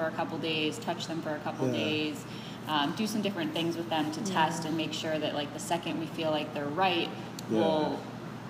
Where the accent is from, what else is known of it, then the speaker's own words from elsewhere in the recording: Chicago, Illinois, United States; I grew up in Chicago, it was long before I worked there